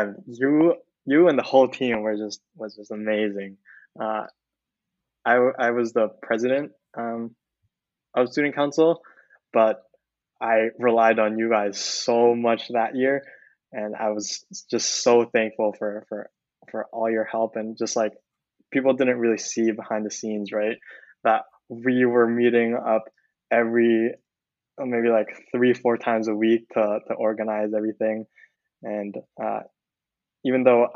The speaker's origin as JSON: {"language": "English", "town": "Vancouver", "region": "British Columbia", "country": "Canada", "tie": "born or raised there", "also_born_or_lived": "Philippines / Waterloo, Canada", "moved": "as an adult", "lives_now": "Silicon Valley, United States", "said": "I was born in the Philippines, and then I moved to Vancouver, Canada, when I was in grade four"}